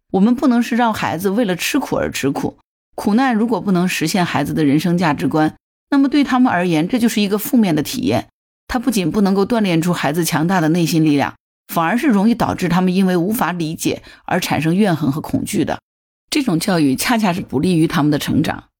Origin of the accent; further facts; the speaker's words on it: China; 作为中国人来说，我们五千年的历史血脉里，它是有吃苦的传统的